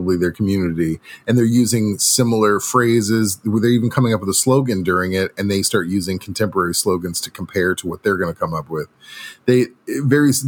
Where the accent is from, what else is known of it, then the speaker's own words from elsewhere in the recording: Missouri, United States; from Missouri, my home state